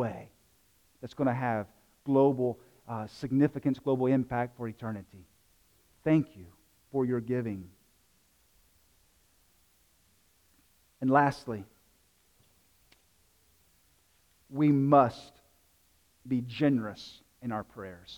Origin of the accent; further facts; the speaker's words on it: South Carolina, United States; moved away; I'm from South Carolina.